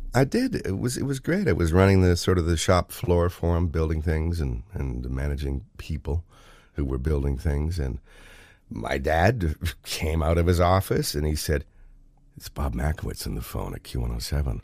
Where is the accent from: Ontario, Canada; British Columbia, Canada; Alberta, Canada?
Ontario, Canada; Oshawa; now in Thornbury, Canada; growing up in Oshawa and reading the Oshawa Times